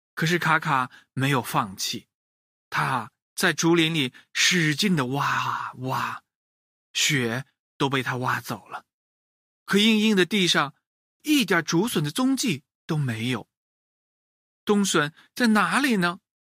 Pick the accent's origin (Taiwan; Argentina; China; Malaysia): China; 孝顺一直是我们中国人的传统美德